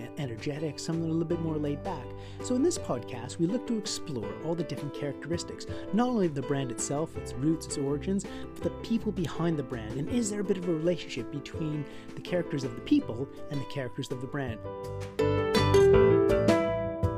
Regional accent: Canada; now in United Kingdom; being Canadian myself

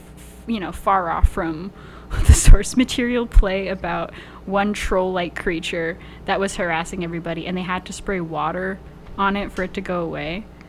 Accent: Rio Grande Valley, South Texas, United States; Yeah, I'm from the Valley.

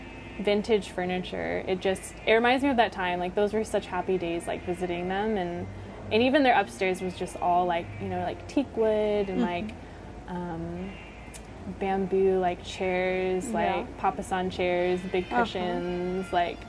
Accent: San Antonio, Texas, United States; I grew up in San Antonio my whole life

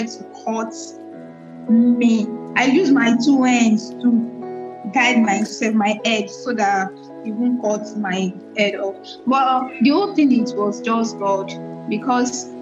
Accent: Ogun State, Nigeria; I was born in Ojado, in Ogun State, Ojado, Ogun State

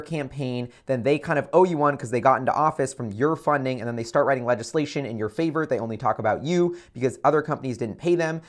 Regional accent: United States; as an American citizen

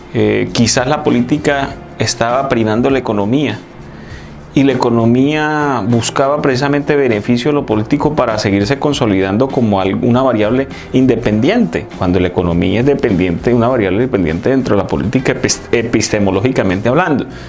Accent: Colombia; lo que tenemos que buscar como colombianos

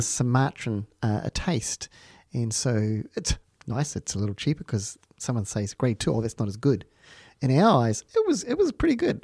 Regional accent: New Zealand; also born or lived in Palmerston North / Wanganui; I'm from New Zealand.

